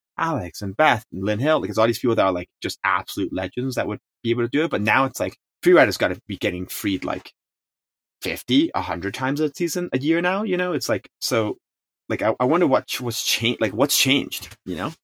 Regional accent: Hong Kong; first language Chinese; English is a second language; also born or lived in San Francisco; now in United States; I grew up in Hong Kong

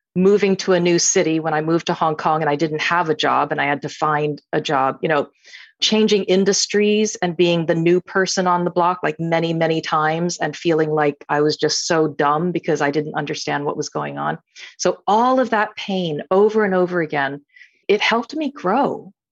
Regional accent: United States; I'm, I'm Chinese American.

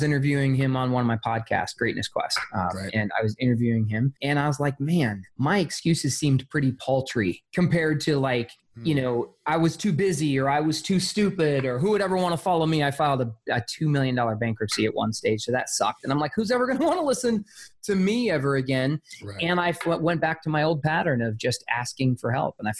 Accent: Arizona, United States; I'm a poor white kid. I grew up in Arizona

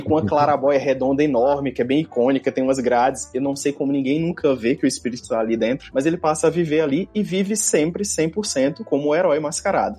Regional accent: João Pessoa, Paraíba, Brazil; moved away as an adult; now in Brasília, Brazil; sou natural de João Pessoa

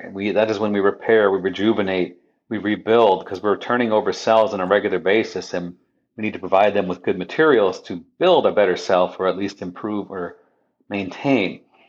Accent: Midwest, United States; You know, I'm a Midwesterner

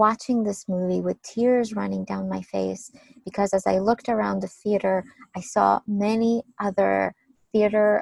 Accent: Ukraine; when I was a small child, growing up in Ukraine

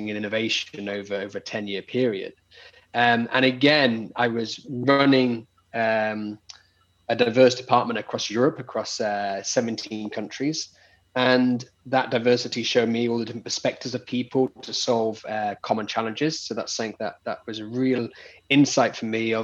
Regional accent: United Kingdom; moved away as an adult; now in Barcelona, Spain; I'm British, but so not got the Spanish accent

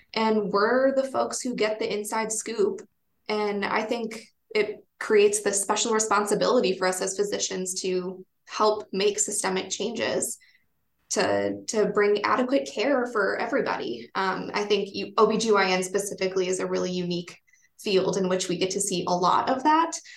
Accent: Wisconsin, United States; now in Vermont, United States; I come from Wisconsin and all of my family is there

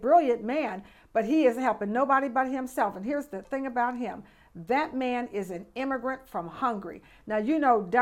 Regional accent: Detroit, Michigan, United States; moved away; also born or lived in Chicago; I'm from Detroit

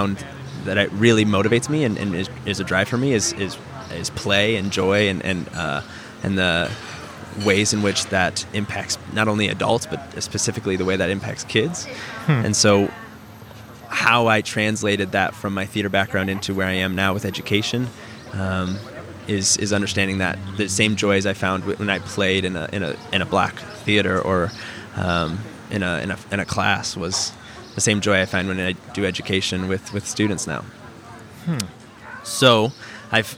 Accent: Iowa, United States; moved away as an adult; also born or lived in Thailand; now in St. Louis, United States; I born and raised in Iowa and went to the University of Iowa and studied theater

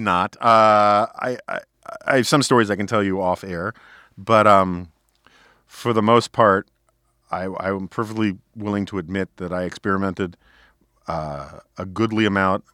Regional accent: New York City, New York, United States; growing up in New York City on the Upper West Side in the 1970s

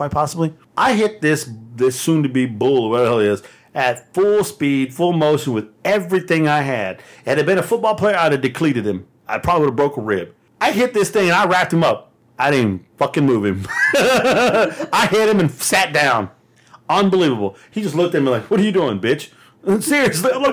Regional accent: Texas, United States; I'm from Texas

